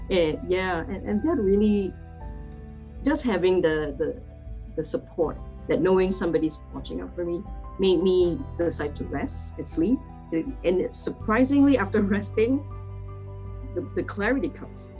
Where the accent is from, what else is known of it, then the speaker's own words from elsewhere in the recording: Malaysia; moved away as an adult; also born or lived in Dublin, Ireland; now in United States; I'm originally from Malaysia